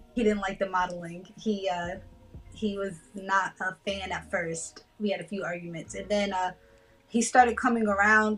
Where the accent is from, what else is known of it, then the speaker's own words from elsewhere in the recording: New Haven, Connecticut, United States; also born or lived in California; now in Tampa, United States; I'm originally from New Haven, Connecticut.